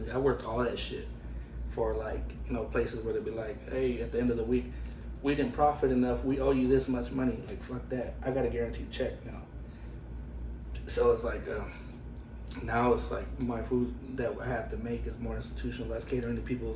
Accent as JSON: {"language": "English", "town": "Fresno", "region": "California", "country": "United States", "tie": "born or raised there", "moved": "as an adult", "lives_now": "Portland, United States", "said": "I'm from the Central Valley of California, the Fresno area, you know. And I've been out there most of my life"}